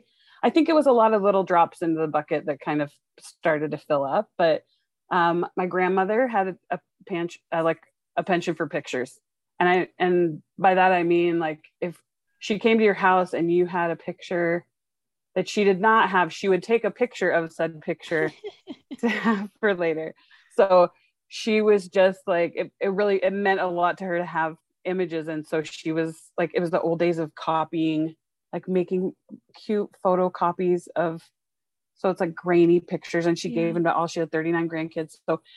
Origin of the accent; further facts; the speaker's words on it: Dallas, Texas, United States; also born or lived in Seattle; now in Salt Lake City, United States; So I grew up in Dallas and Seattle. That's kind of like where my heart still is.